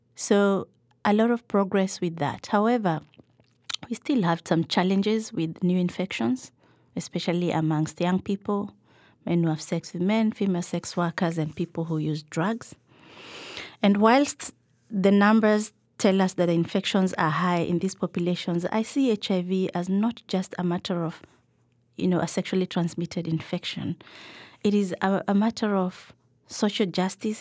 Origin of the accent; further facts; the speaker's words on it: Nairobi, Kenya; I grew up in Nairobi for the early part of my childhood.